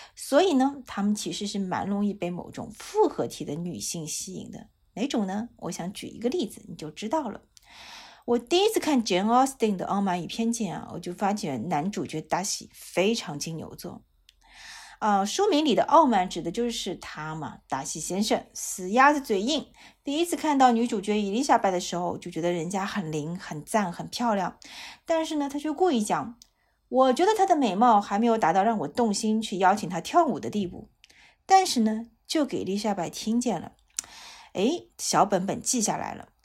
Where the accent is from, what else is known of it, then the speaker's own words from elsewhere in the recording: China; 我们中国人